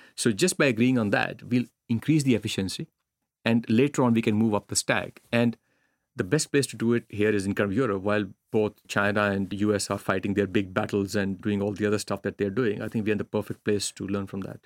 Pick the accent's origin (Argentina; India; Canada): India; now in Finland; growing up in India, if you fail at something, the choice is no safety net